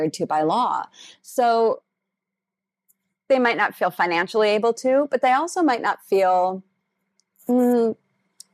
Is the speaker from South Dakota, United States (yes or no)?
yes; South Dakota, United States; moved away as an adult; also born or lived in Los Angeles, California; We were living in LA, and I'm originally from South Dakota.